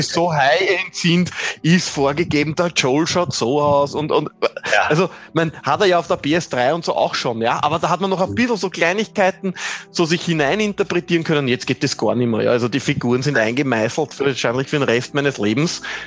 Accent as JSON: {"language": "German", "country": "Austria", "said": "bei uns in Österreich"}